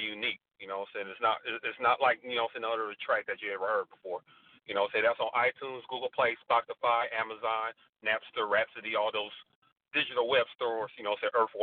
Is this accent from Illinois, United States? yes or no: no; Tulsa, Oklahoma, United States; also born or lived in Los Angeles / Cleveland; now in Fort Smith, United States; My born place was in Tulsa, you know what I mean, born and raised there. Living in L.A. for a couple of years, Cleveland all my teenage years